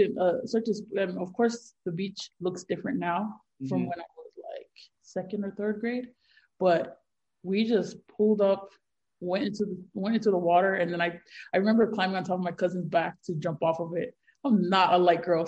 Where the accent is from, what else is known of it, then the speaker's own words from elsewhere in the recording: Honolulu, Hawaii, United States; born and raised in Hawaii, Honolulu, Hawaii